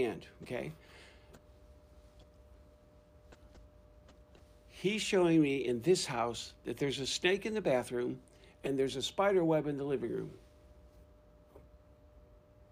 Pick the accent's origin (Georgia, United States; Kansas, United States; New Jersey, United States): Georgia, United States; I'm from Georgia